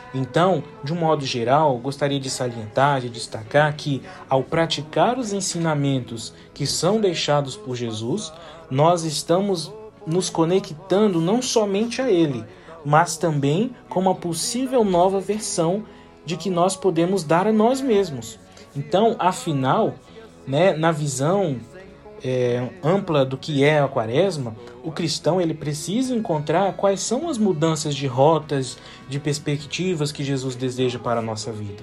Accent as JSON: {"language": "Portuguese", "town": "Linhares", "region": "Espírito Santo", "country": "Brazil", "tie": "born or raised there", "said": "Eu sou natural de Linhares, pertenço à paróquia Santa Rita"}